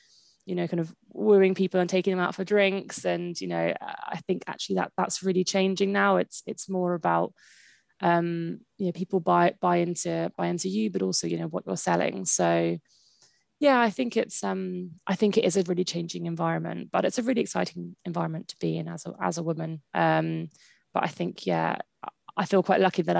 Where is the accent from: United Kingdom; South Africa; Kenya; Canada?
United Kingdom; Brighton, South East England; I kind of was born and raised in Brighton